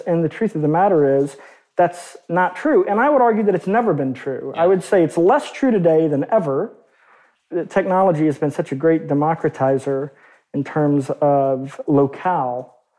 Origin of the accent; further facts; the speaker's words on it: Arkansas, United States; growing up in Arkansas